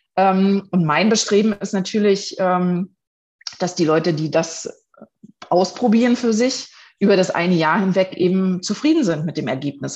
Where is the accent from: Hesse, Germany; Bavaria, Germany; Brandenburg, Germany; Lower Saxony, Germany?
Brandenburg, Germany; Potsdam region; mittlerweile fünf Jahren, jetzt im Juni, bin ich Direktorin, äh, Franchise-Nehmerin von BNI für die Region Potsdam